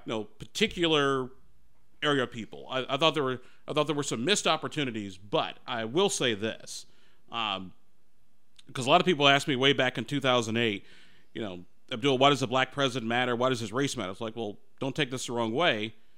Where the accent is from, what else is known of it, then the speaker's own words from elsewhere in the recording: Chicago, Illinois, United States; growing up in Chicago